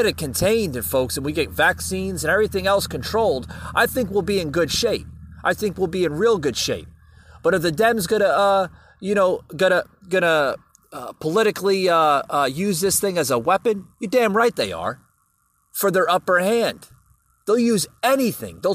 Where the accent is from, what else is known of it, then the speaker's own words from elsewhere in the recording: United States; as an American